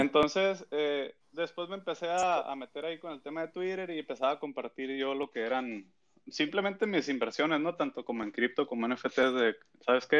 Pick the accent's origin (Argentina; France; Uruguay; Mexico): Mexico; soy de acá de México